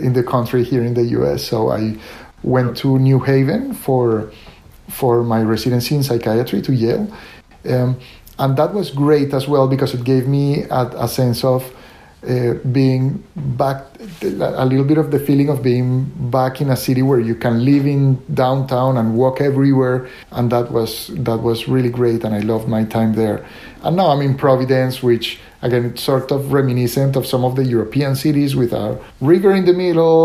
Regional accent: Colombia; moved away as an adult; also born or lived in Italy / Atlanta; I was born and raised in Colombia, and I stayed in Colombia for the longest time until I finished medical school

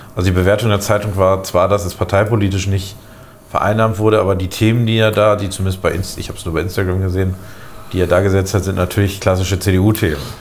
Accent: Lower Saxony, Germany; now in Bremen, Germany; als Niedersachse immer sehr stark aufgefallen, ähm, äh, also ursprünglich Niedersachse

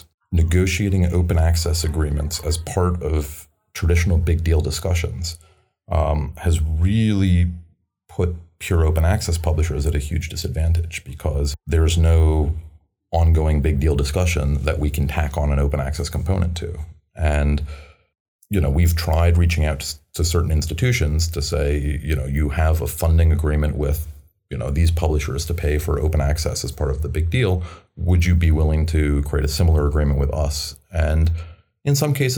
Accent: United States; I'm American

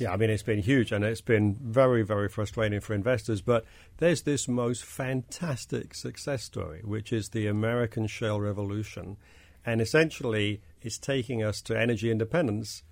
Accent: London, United Kingdom; now in United States; this isn't where I grew up. I brought my accent with me from, from London

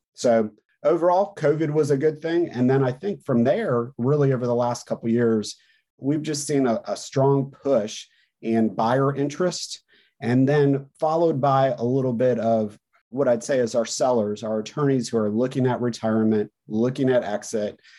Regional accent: North Carolina, United States; in my home state here in North Carolina

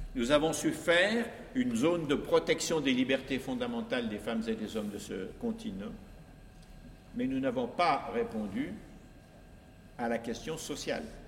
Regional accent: France; chez nous en France

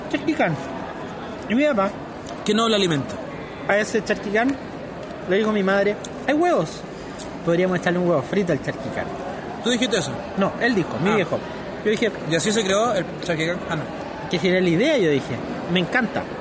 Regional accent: Santiago, Santiago Metropolitan Region, Chile; Soy un santiaguino más.

